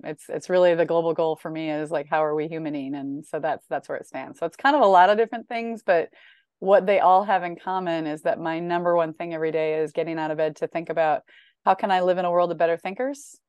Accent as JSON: {"language": "English", "region": "Northern Illinois", "country": "United States", "tie": "born or raised there", "said": "I grew up in Northern Illinois"}